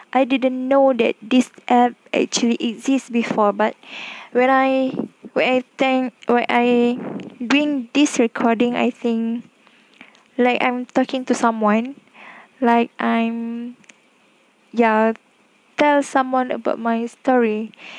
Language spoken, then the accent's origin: English; Klang, Selangor, Malaysia; I came from Klang Selangor